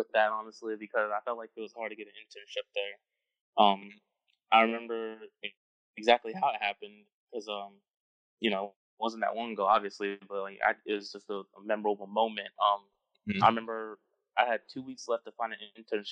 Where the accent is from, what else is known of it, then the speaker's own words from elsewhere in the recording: Paterson, New Jersey, United States; now in Clover, United States; I'm originally from New Jersey, Paterson, New Jersey